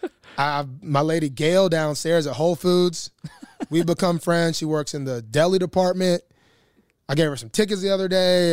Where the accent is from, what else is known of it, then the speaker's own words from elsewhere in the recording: Alabama, United States; moved away as an adult; now in Baltimore, United States; I'm not a city guy. I come from Alabama